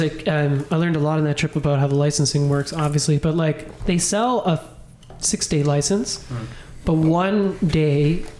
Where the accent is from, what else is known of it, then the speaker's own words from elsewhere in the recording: Ottawa, Ontario, Canada; Growing up in Ottawa